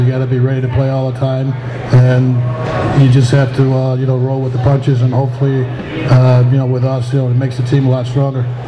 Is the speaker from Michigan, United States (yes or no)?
no; Utica, New York, United States; I'm from Utica, New York, just down the road